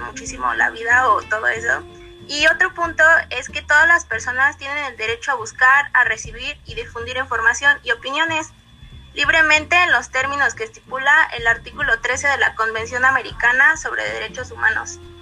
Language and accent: Spanish; Mexico; muchos mexicanos lamentablemente sabemos